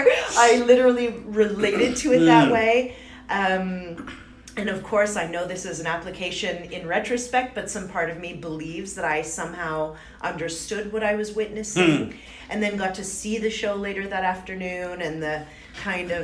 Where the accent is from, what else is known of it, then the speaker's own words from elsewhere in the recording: Ottawa, Ontario, Canada; moved away; also born or lived in Montreal / Toronto; I was born in Ottawa, and so I did some schooling there, and then eventually I found myself in Montreal.